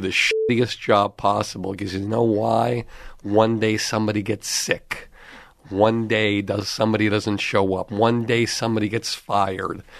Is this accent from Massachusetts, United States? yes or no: yes; Longmeadow, Massachusetts, United States; also born or lived in Boston; I grew up in Long Meadow, Massachusetts